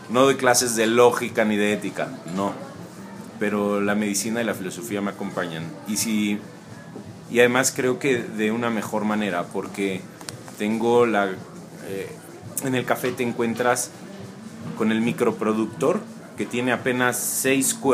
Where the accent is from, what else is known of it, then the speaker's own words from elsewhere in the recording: Tuxtla Gutiérrez, Chiapas, Mexico; also born or lived in Mexico City; now in San Cristóbal de las Casas, Mexico; Nací en la Ciudad de México, me siento chiapaneco, viví toda mi vida en Tuxtla, nací en México por accidente y mm, bueno, desde hace dos años vivo aquí en San Cristóbal.